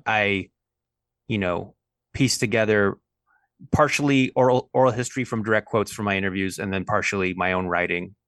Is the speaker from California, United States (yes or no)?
yes; Los Angeles, California, United States; I'm from Los Angeles, California.